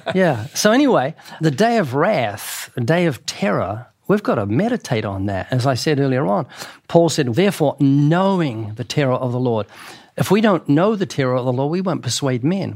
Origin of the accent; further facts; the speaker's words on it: New Zealand; now in United States; I'm from New Zealand. In New Zealand, I was brought up where the police had sticks.